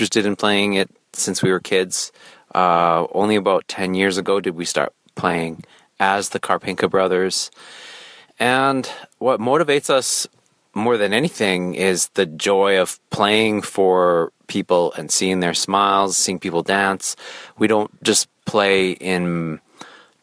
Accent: Saskatoon, Saskatchewan, Canada; We're from Saskatoon, Saskatchewan. That's in Canada, if anyone's still wondering.

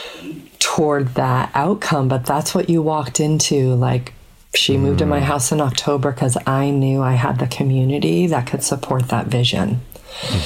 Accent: Colorado, United States; we grew up in Colorado

